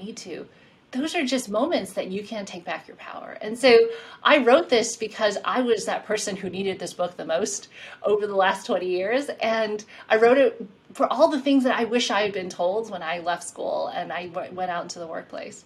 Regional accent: South Carolina, United States; moved away; also born or lived in Queens, New York, United States; my home state

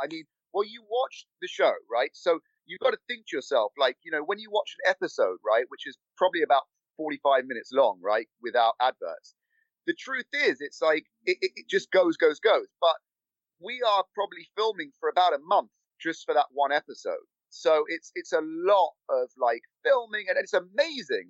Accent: London, United Kingdom; moved away as an adult; now in Los Angeles, United States; my accent is real. I was born and raised in London

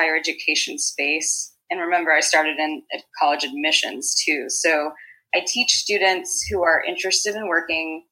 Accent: Houston, Texas, United States; moved away as an adult; also born or lived in Lincoln, Nebraska / Las Vegas; now in Manhattan, United States; I'm from Houston

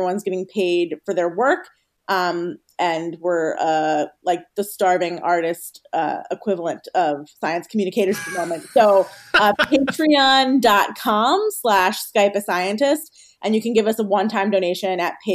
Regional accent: Philadelphia, Pennsylvania, United States; I grew up in Philadelphia

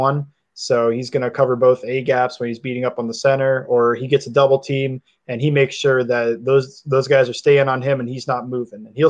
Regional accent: northeast Ohio, United States; I'm actually not from Cincinnati. I'm from Ohio, but more northeast, but not Cleveland.

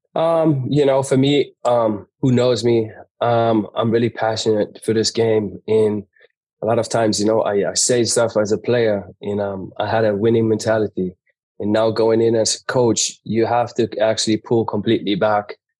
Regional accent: Germany; moved away; I grew up in Germany, but ha, a German mom, but had a American dad who was not around

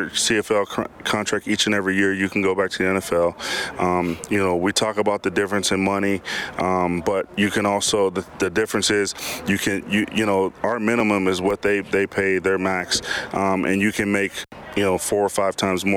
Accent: United States; moved away as an adult; now in Canada; I'm an American that came up

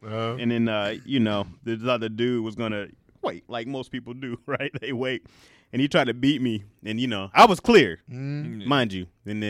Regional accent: Midwest, United States; now in Los Angeles, United States; And that's just growing up in, you know, growing up in the Midwest.

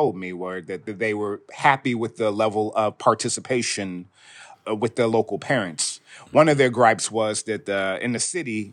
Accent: Chicago, Illinois, United States; I lived South Shore there most of my early adult life

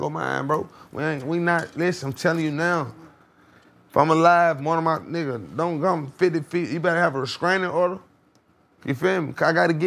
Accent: Atlanta, Georgia, United States; I'm from the East. I'm from the same zone as …

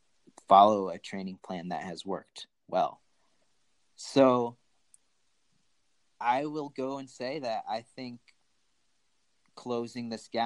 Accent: Asunción, Paraguay; born there; my birth certificate is in Spanish and I was born in Asuncion, Paraguay.

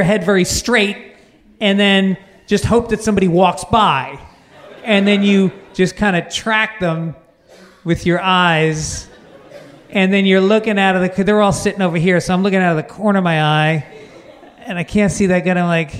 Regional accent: Ireland; I'm just Irish, I'm pasty white, like the splatterings of freckles.

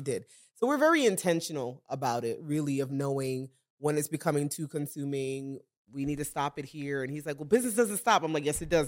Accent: New York City, New York, United States; We're a couple, we're from Brooklyn, New York

